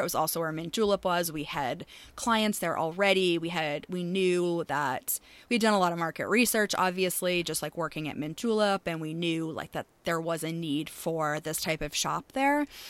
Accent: Maine, United States; moved away; I am from Maine originally, born and raised.

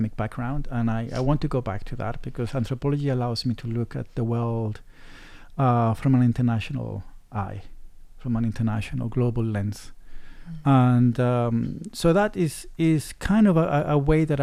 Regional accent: England, United Kingdom; also born or lived in Chile; now in Taiwan; I am from England

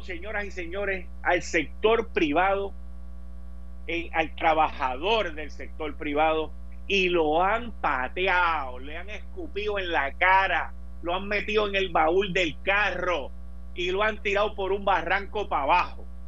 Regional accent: Puerto Rico; nosotros en Puerto Rico no tenemos subway

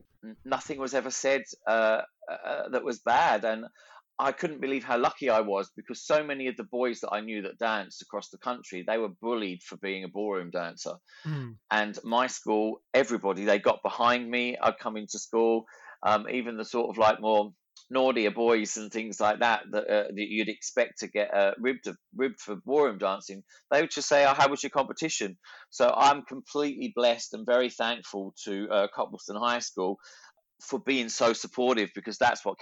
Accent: Ipswich, Queensland, Australia; accent: Australian; Well, despite the Australian accent that I have, I'm actually from Ipswich, and I grew up there. I was born there, and I started to dance at 3 years old.

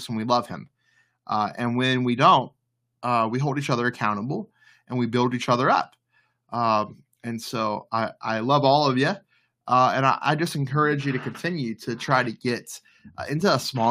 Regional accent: the Bible Belt, United States; moved away as an adult; now in Maryland, United States; where I grew up in the Bible Belt

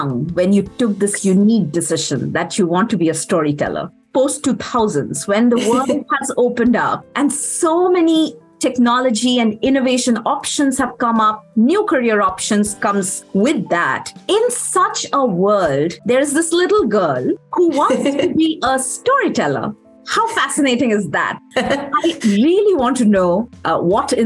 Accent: India; moved away; I am originally from India

